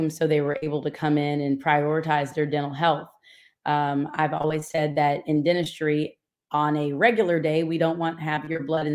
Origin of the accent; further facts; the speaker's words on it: Atlanta, Georgia, United States; also born or lived in Louisiana / Washington, D.C.; I'm from Atlanta, Georgia